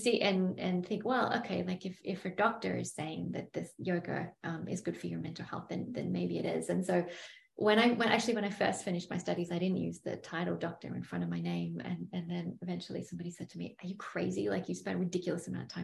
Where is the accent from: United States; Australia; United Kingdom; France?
Australia; Byron Bay, New South Wales; my hometown, Byron Bay